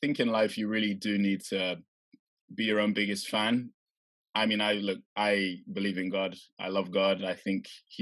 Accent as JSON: {"language": "English", "town": "Norwich", "region": "East of England", "country": "United Kingdom", "tie": "born or raised there", "moved": "as an adult", "lives_now": "London, United Kingdom", "said": "growing up in Norwich"}